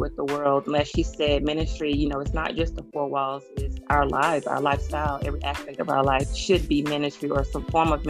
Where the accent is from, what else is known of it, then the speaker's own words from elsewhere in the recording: Columbia, South Carolina, United States; now in Irmo, United States; I am from Columbia, South Carolina, but I currently reside in Irmo, South Carolina.